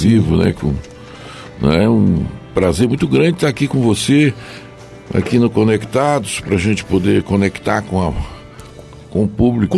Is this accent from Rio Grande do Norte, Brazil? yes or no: no; Joaíma, Minas Gerais, Brazil; Sou mineiro, do Vale do Jequitinhonha, vale Minas Gerais. Cidade de Joaíma.